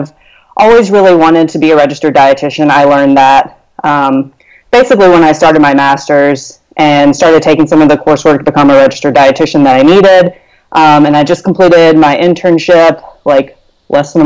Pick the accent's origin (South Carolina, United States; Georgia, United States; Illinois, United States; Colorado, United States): South Carolina, United States; I'm from South Carolina